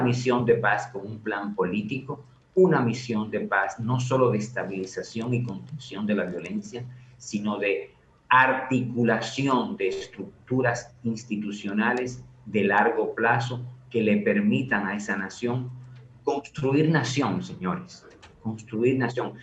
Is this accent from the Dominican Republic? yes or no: yes; Dominican Republic; nosotros como dominicanos